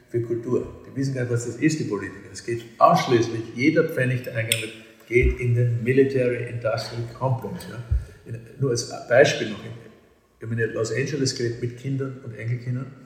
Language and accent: German; Vienna, Austria; accent: Viennese; kann also wirklich ordinär Wienerisch, als ich im 10. Bezirk geredet habe richtigen Haklerbezirk, wo ich aufgewachsen bin. Und das ist meine Lieblingssprache.